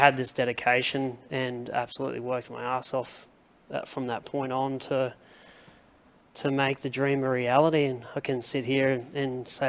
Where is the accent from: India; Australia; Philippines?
Australia; Mackay, Queensland; moved away; also born or lived in Townsville / Sydney; born and bred in the Mackay region, grew up on a farm out at Walkeston with the family.